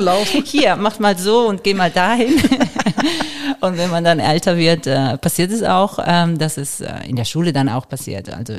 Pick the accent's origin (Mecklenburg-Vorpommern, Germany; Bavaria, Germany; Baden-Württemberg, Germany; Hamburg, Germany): Baden-Württemberg, Germany; Karlsruhe; born or raised there; also born or lived in Varese, Italy